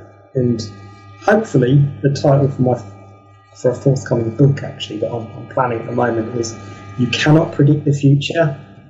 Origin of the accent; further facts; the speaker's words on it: Kent, South East England, United Kingdom; I'm from Kent in England, and they came from the middle of Kent.